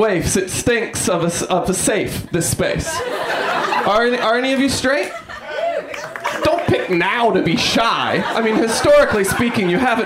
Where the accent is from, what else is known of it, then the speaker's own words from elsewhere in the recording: New York, United States; I'm from New York.